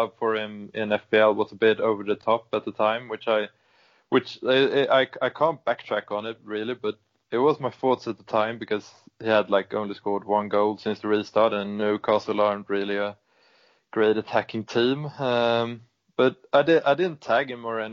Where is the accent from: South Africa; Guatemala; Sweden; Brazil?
Sweden; I am from Sweden